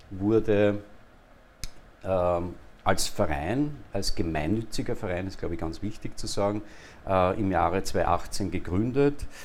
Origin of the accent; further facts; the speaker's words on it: Linz, Upper Austria, Austria; now in Vienna, Austria; geboren in Linz, Oberösterreicher seit vielen Jahren, mehr als die Hälfte meines Lebens schon in in Wien